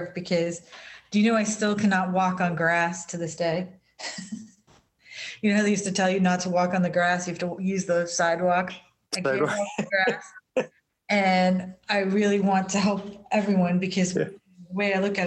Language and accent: English; United States; being an American and living in this country